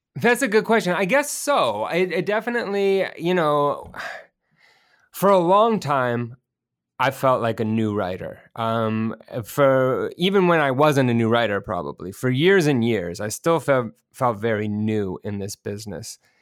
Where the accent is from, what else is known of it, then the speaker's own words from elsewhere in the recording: Bay Area, California, United States; also born or lived in rural farming community, California; I grew up, I moved up to the Bay Area, which is, you know, around San Francisco